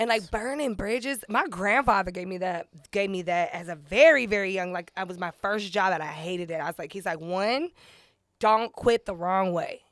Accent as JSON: {"language": "English", "town": "San Diego", "region": "California", "country": "United States", "moved": "yes", "said": "I'm originally from San Diego"}